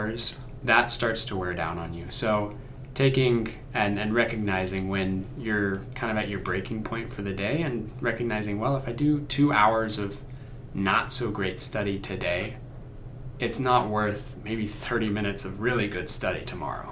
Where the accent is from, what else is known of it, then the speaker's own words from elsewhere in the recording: Oklahoma, United States; I'm from Oklahoma.